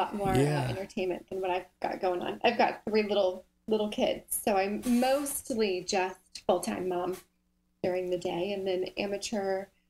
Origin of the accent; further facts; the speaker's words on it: Southern California, United States; now in North Carolina, United States; I grew up in Southern California.